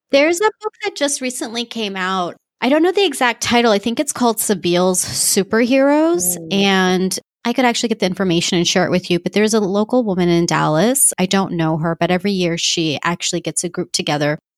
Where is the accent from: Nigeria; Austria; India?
India; I'm Muslim and mm-hmm. I'm Indian, you know, I'm a woman.